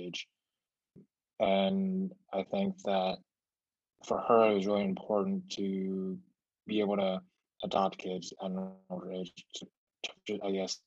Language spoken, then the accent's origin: English; Seattle, Washington, United States; accent: mixed Stockholm and American; first language Mandarin; English is a second language; also born or lived in Beijing, China / Los Angeles, United States; and then we moved to Seattle in 2007. I've been living here ever since